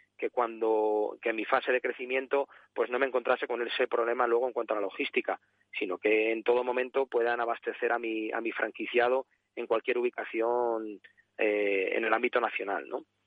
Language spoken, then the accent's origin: Spanish; Salamanca, Castile and León, Spain; now in Sanlúcar de Barrameda, Spain; yo soy salmantino, ¿no? Yo soy de Salamanca.